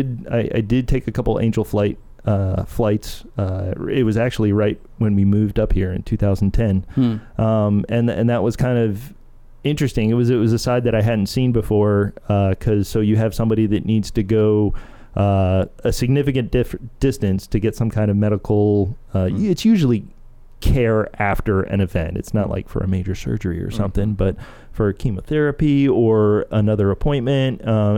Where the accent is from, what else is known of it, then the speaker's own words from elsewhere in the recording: Delaware, United States; moved away as an adult; also born or lived in Clemson, South Carolina; I grew up in Delaware.